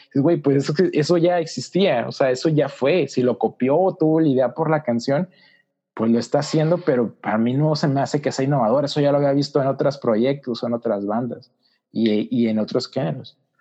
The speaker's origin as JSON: {"language": "Spanish", "town": "Mexicali", "region": "Baja California", "country": "Mexico", "said": "soy de Mexicali, Baja California, soy nórdico, o sea, por el norte de México"}